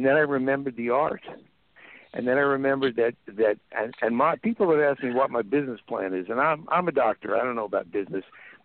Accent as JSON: {"language": "English", "town": "New York City", "region": "New York", "country": "United States", "also_born_or_lived": "San Fernando Valley, California", "moved": "yes", "lives_now": "Paso Robles, United States", "said": "I'm from New York City"}